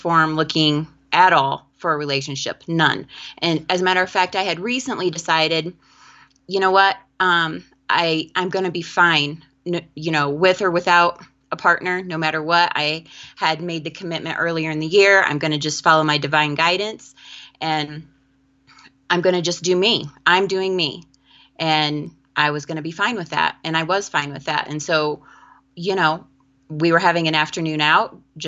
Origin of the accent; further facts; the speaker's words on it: Kendallville, Indiana, United States; moved away as an adult; now in Valparaiso, United States; I am from Kendallville, Indiana